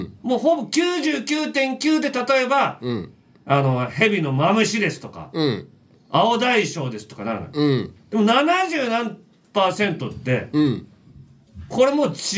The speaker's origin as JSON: {"language": "Japanese", "town": "Fuchu", "region": "Hiroshima", "country": "Japan", "tie": "born or raised there", "moved": "yes", "said": "俺の地元の中市、 ね、広島県の中市上下町も"}